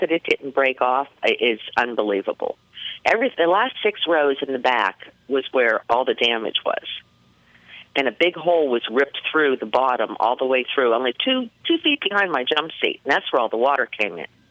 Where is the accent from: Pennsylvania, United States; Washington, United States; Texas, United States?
Pennsylvania, United States; Pittsburgh; I'm from Pittsburgh, Pennsylvania